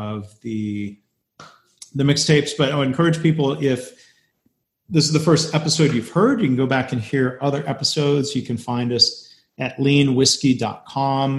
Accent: Detroit, Michigan, United States; growing up around Detroit

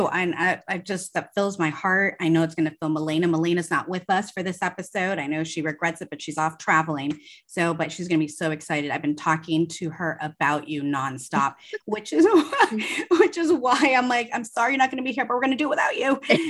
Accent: Los Angeles, California, United States; we're both from Southern California. We're both from Los Angeles.

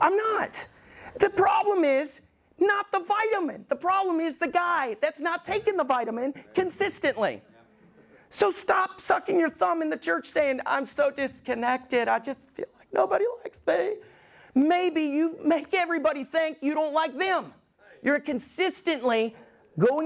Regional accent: Alabama, United States; moved away; I grew up in Alabama

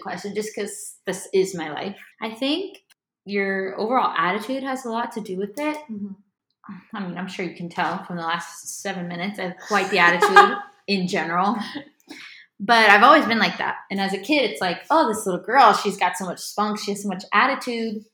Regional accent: Miami, Florida, United States; moved away as an adult; also born or lived in Nashville; now in Los Angeles, United States; I'm from Miami, Florida. Was born there, grew up there most of my life, moved around a bit after

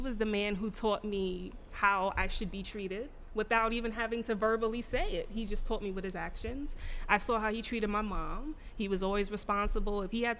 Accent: Mount Vernon, New York, United States; also born or lived in Bronx, New York; I'm originally born in the Bronx, raised in Mount Vernon, New York.

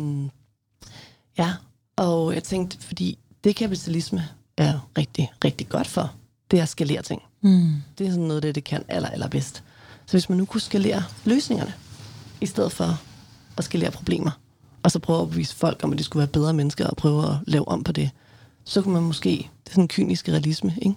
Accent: Mårslet, Central Denmark Region, Denmark; moved away; jeg voksede op i Morslet, hedder det, som er, var i hvert fald en lille landsby syd for Morslet

